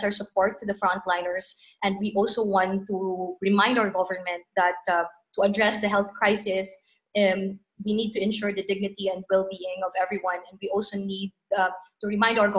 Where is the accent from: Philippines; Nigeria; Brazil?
Philippines; I'm from the Philippines.